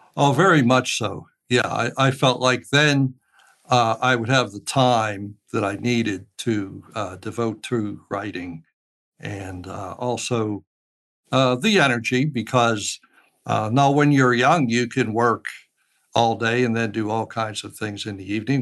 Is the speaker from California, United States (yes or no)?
no; Pittsburgh, Pennsylvania, United States; I was born and raised in Pittsburgh